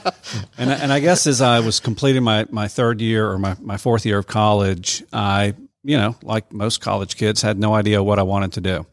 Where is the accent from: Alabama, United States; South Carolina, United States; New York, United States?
South Carolina, United States; Columbia; moved away as an adult; now in Cedartown, United States; I'm not from here. I'm originally from South Carolina.